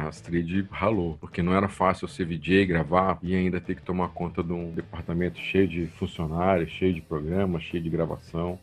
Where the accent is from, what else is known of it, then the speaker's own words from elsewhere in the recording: Brasília, Federal District, Brazil; moved away; also born or lived in Piracicaba; eu sou de Brasília